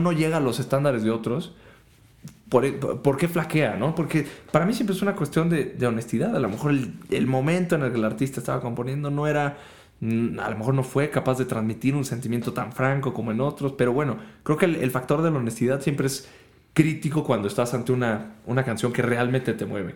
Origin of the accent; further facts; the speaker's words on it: Mexico; also born or lived in Germany; siendo mexicano y estando en Alemania